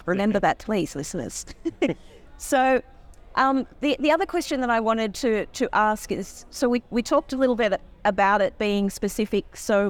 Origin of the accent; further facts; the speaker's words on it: Australia; I'm probably a little biased as an Australian immigration lawyer